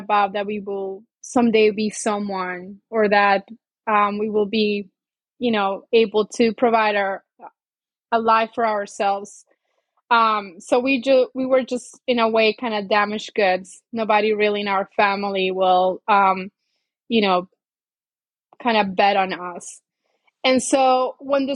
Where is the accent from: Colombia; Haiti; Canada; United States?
Colombia; moved away; I'm originally from Colombia and it was just me and her